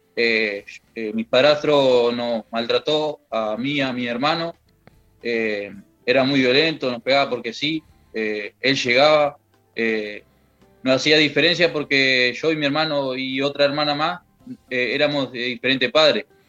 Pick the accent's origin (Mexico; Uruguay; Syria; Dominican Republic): Uruguay; Young, Río Negro; now in Rivera, Uruguay; yo me crié en Jung.